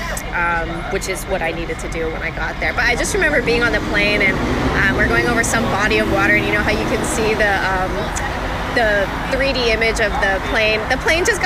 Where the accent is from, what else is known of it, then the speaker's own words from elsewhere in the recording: California, United States; I'm from California